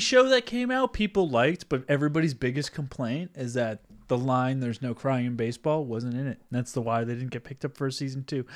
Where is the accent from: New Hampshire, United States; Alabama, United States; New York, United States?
New Hampshire, United States; Southern; moved away; I grew up in Southern New Hampshire